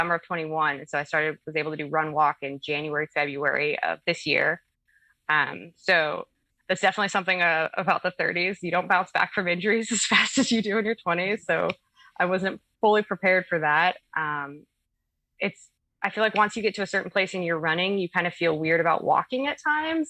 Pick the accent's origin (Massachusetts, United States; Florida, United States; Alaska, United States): Alaska, United States; I'm from Alaska